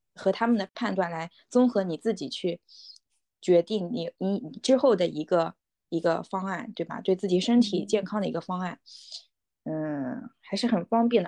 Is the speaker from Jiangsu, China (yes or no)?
yes; Haimen, Jiangsu, China; 我和我的家乡来讲的话，海门本嗯。身是一个发展还算